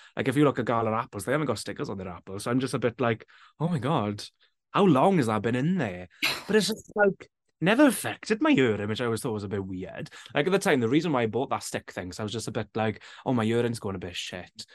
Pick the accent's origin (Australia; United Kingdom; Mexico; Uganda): United Kingdom; Wales; when I was growing up, it was always just like a language we spoke in school